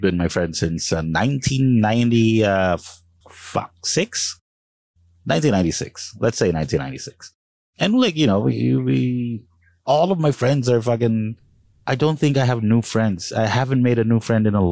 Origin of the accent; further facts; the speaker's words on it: Calabarzon, Philippines; I'm from Cavite, proudly from Cavite